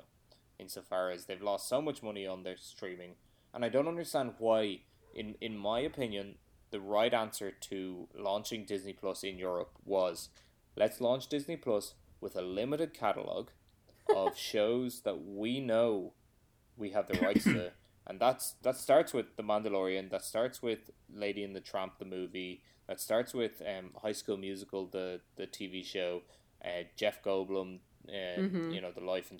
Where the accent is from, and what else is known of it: Ireland